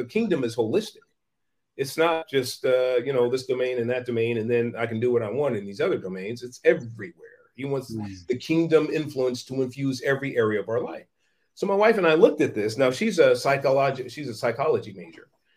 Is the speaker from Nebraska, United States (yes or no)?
no; San Francisco, California, United States; I was born in Hunters Point, the Hunters Point Projects in San Francisco, project housing in San Francisco in the 1960s